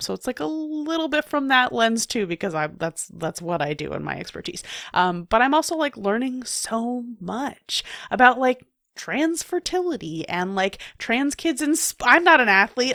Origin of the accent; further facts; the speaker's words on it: New York City, New York, United States; I, I grew up in New York City